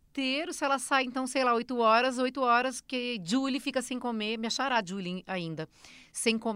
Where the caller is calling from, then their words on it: São Paulo, Brazil; sou de São Paulo, capital.